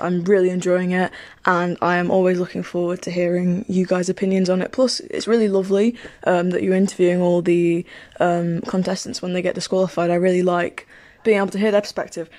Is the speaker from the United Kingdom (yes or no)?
yes; United Kingdom; accent: British; I am a British